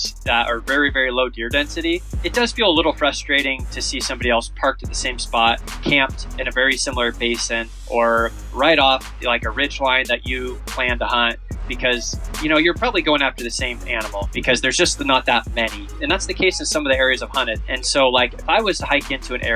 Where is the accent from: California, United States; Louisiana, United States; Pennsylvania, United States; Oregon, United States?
Oregon, United States; I'm from Oregon, Pacific Northwest